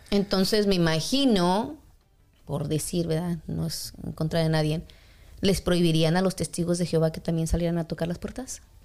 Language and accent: Spanish; Mexico City, Mexico; also born or lived in Kansas; now in Kansas City, United States; algunas personas que yo conozco, que somos de la Ciudad de México